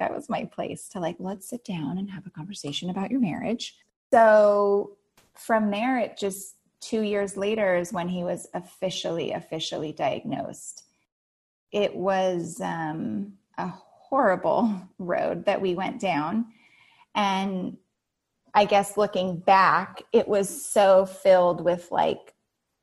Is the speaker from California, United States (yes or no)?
yes; Santa Monica, California, United States; also born or lived in Santa Barbara, California / Playa del Rey, California; I was born in Santa Monica, California, and I actually have not left Southern California